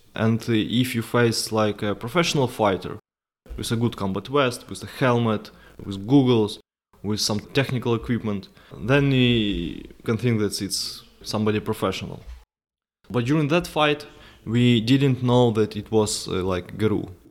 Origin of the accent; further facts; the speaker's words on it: Ukraine; I went back, uh, to my hometown, stayed there for several months